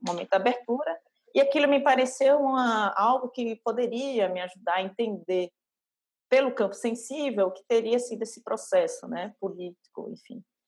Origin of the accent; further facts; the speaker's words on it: Northeast Region, Brazil; eu sou do Nordeste, né? E não querendo colar já no estereótipo, mas eu, eu cresci numa cidade interior